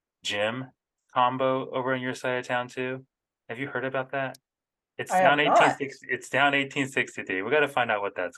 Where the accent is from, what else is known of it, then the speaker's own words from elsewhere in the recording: Phoenix, Arizona, United States; moved away; Cause we came from Arizona originally and it was, I mean, in the Phoenix area, everything's open pretty late.